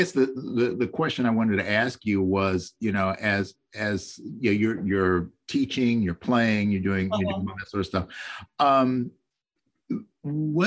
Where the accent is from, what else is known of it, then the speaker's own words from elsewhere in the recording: Columbus, Ohio, United States; moved away; I was originally from Columbus